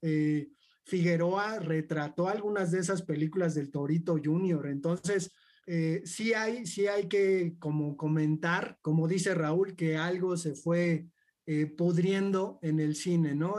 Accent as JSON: {"language": "Spanish", "country": "Mexico", "said": "somos nosotros los mexicanos"}